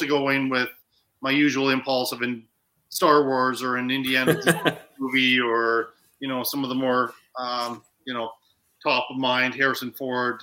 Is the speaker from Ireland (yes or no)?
yes; Ireland; I'm Irish